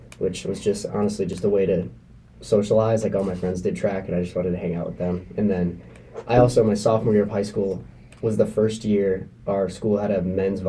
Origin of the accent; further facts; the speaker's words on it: United States; growing up in America